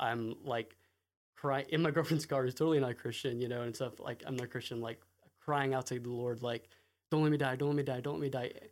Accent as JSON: {"language": "English", "town": "Raleigh", "region": "North Carolina", "country": "United States", "tie": "born or raised there", "said": "I grew up in Raleigh, North Carolina, in the northern suburbs of Raleigh"}